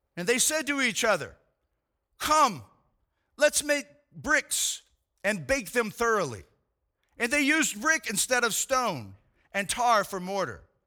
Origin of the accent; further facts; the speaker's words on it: United States; I am a Christian that happens to be an American